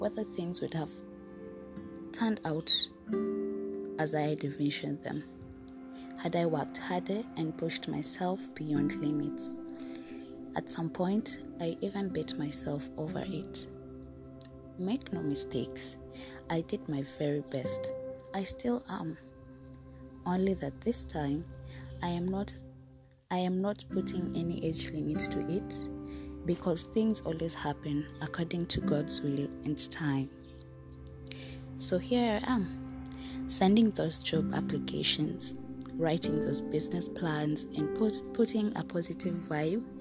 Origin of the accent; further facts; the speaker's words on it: Kenya; I am a Kenyan citizen